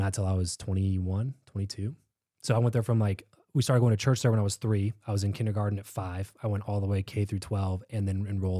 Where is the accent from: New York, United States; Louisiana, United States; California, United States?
California, United States; So I grew up in Southern California, counterintuitively, but in a very religious group.